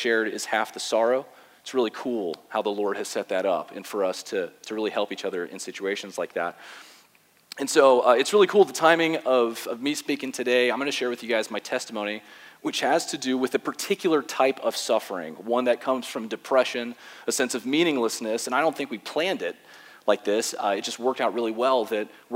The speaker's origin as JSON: {"language": "English", "town": "West Palm Beach", "region": "Florida", "country": "United States", "tie": "born or raised there", "said": "I was born and raised in West Palm Beach, Florida"}